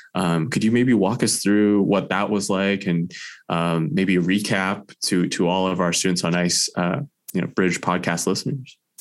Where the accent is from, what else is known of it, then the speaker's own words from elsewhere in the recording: California, United States; moved away as an adult; now in Fairbanks, United States; I was originally from California